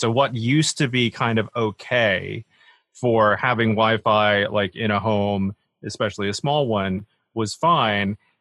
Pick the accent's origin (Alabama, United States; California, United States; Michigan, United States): Alabama, United States; moved away as an adult; also born or lived in Boston; now in United Kingdom; I was born and raised in Alabama, of all places.